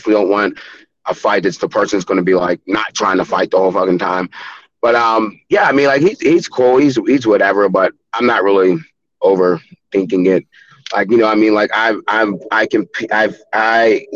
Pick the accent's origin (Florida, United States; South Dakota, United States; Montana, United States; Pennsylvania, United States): Pennsylvania, United States; Pittsburgh; born or raised there